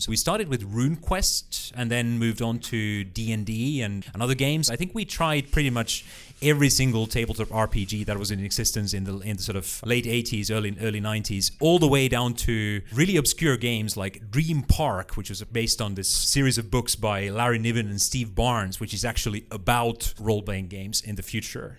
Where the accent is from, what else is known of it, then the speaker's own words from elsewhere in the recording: Finland; moved away; a local school library in my hometown in, uh, Uliwiecka, uh, a town of about ten thousand people, slightly north of the middle of Finland